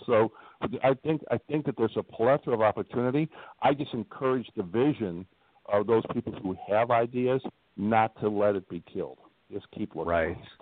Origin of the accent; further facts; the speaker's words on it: Midwest, United States; now in Northwest Indiana, United States; I'm from the Midwest